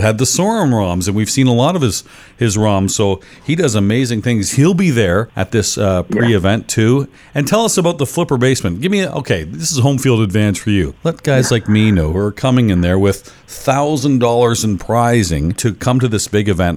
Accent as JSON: {"language": "English", "country": "Canada", "said": "I'm Canadian"}